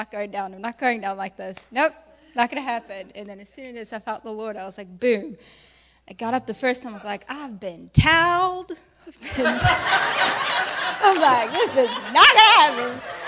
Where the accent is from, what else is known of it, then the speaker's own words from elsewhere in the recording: Johannesburg, Gauteng, South Africa; South Africa.